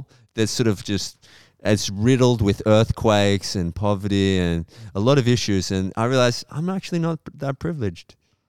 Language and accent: English; Melbourne, Victoria, Australia; "Where are you from?" I'm like, "Melbourne."